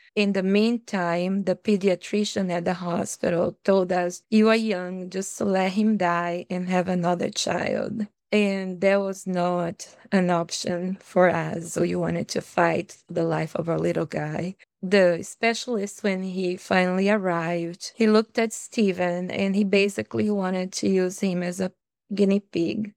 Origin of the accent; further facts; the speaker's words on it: Bahia, Brazil; English is a second language; moved away as an adult; also born or lived in Fiji; now in Minnesota, United States; I come from Brazil, the state of Bahia, where it's very warm